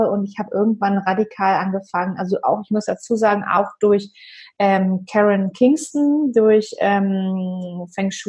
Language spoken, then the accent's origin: German; Hamburg, Germany; aus Hamburg.